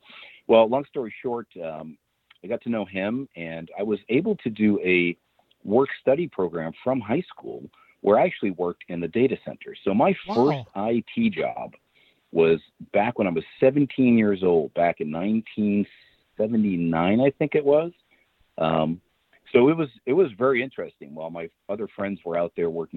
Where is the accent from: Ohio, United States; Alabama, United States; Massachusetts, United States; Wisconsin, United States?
Massachusetts, United States; Boston; moved away as an adult; also born or lived in Phoenix, Arizona; now in Rockport, United States; born and raised near Boston, Boston boy